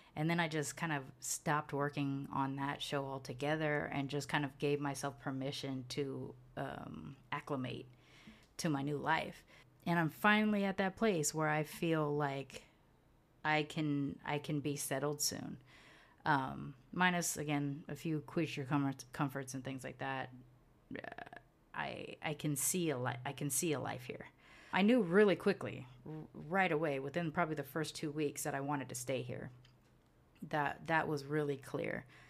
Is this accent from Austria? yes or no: no; United States; moved away as an adult; also born or lived in California / Houston; now in Mérida, Mexico; I'm from both of those places